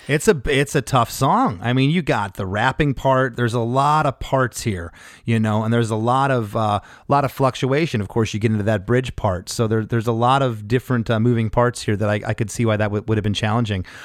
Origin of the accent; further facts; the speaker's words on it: Canada; we're Canadian